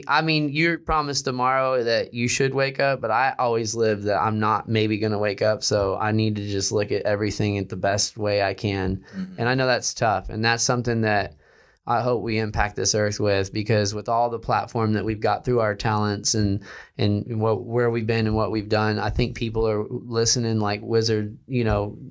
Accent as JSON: {"language": "English", "town": "Houston", "region": "Texas", "country": "United States", "said": "I came from Houston"}